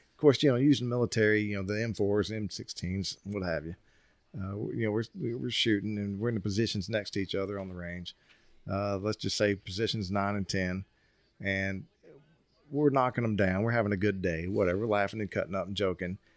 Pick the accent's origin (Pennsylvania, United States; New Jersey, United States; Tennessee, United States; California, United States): Tennessee, United States; I'm from Tennessee